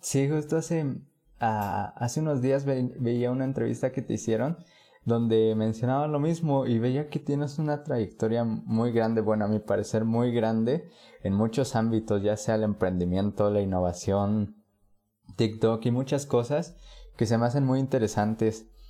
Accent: Puebla, Mexico; Yo soy de Puebla

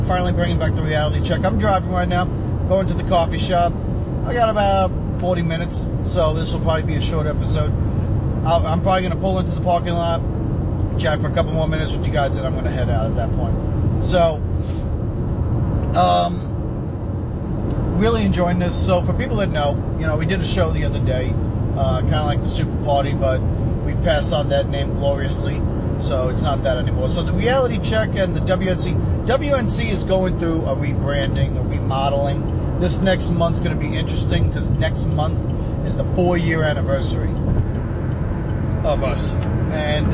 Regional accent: United States; I'm an American

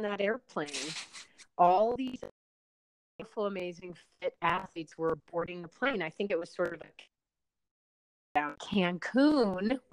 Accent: Chicago, Illinois, United States; also born or lived in New Haven, Connecticut; growing up in the Chicago area

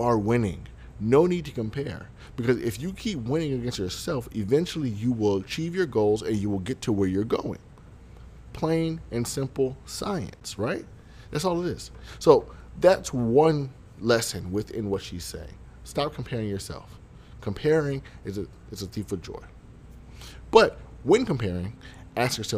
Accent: Broward County, Florida, United States; I am from Broward County

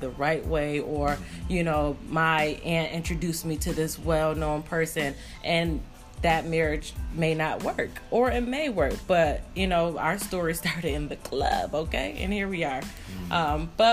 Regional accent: Syracuse, New York, United States; moved away as an adult; also born or lived in Northern Virginia; I'm from Syracuse

